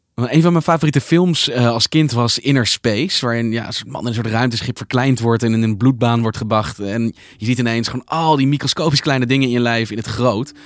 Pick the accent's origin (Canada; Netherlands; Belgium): Netherlands